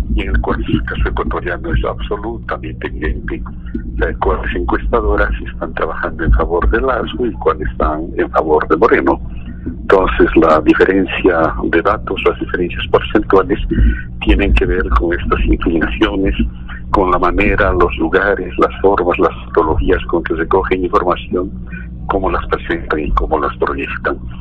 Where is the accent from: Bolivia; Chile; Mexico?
Bolivia; no soy ecuatoriano, quiero muchísimo este país, yo soy boliviano